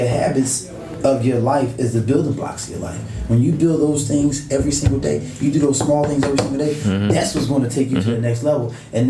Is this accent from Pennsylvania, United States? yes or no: yes; Philadelphia, Pennsylvania, United States; growing up in Philadelphia, I grew up in the inner city. Yeah. I ain't from the outskirts.